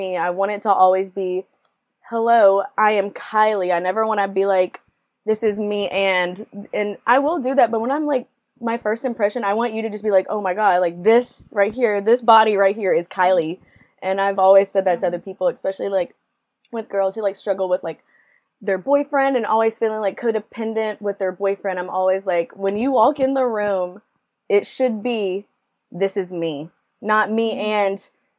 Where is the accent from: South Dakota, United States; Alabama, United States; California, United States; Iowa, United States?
Alabama, United States; I live in Alabama, born and raised in Alabama